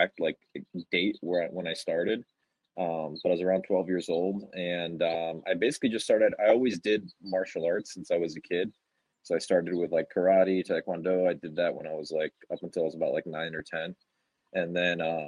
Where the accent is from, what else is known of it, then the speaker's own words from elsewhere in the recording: Miami, Florida, United States; moved away; also born or lived in Charlotte, North Carolina; I grew up in Florida, in South Florida